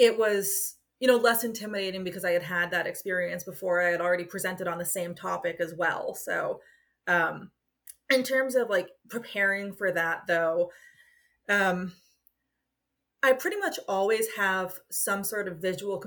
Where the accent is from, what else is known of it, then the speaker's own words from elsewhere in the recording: United States; accent: American; my American accent